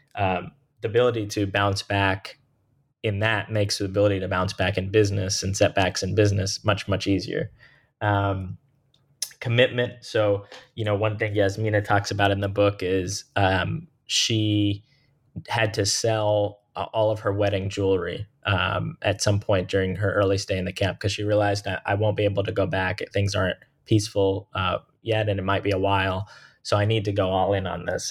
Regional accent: Jacksonville, Florida, United States; the place that they eventually settled in and where I was born and raised, and they've lived for the last, um, you know, thirty-five plus years, which is Jacksonville, Florida

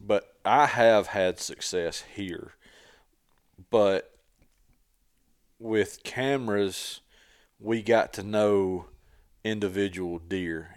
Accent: Tennessee, United States; I grew up hunting in Tennessee

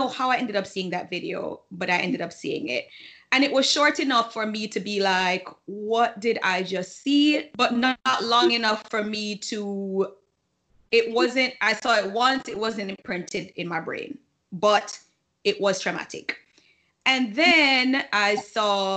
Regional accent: Jamaica; moved away; when we were growing up in Jamaica

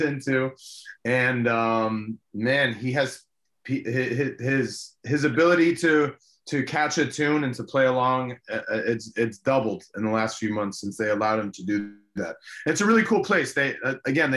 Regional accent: Miami, Florida, United States; first language Spanish; English is a second language; I was born and raised in Miami, obviously, but my first language was Spanish

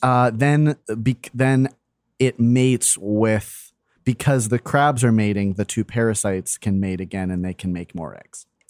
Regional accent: Florida, United States; moved away; my hometown

